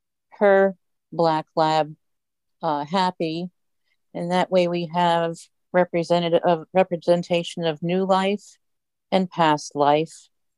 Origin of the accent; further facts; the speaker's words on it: St. Petersburg, Florida, United States; from St. Petersburg, Florida